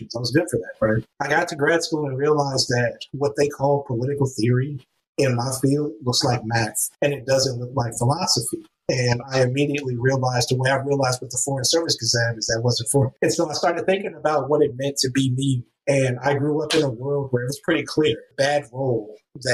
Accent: California, United States; I'm from California, so it made sense to pick Spanish as the other language to learn

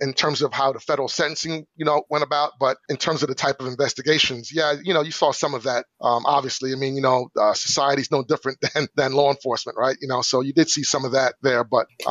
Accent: New York, United States; also born or lived in Long Island; I grew up in New York in the 80s

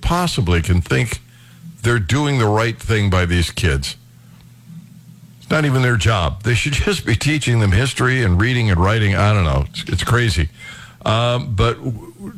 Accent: Northeast Ohio, United States; now in Missouri, United States; I was raised in Northeast Ohio. We get tons of snow

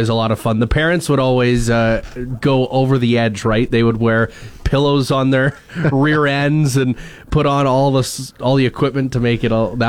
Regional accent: Wakaw, Saskatchewan, Canada; my hometown, Waka

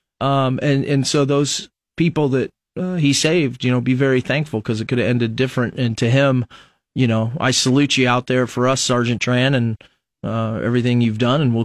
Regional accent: United States; also born or lived in Lincoln, Nebraska; as an American citizen now

